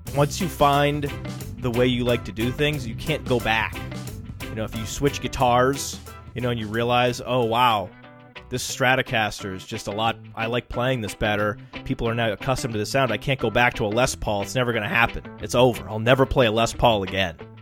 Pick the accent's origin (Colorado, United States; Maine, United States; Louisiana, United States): Maine, United States; I'm from Maine and we had paper mills.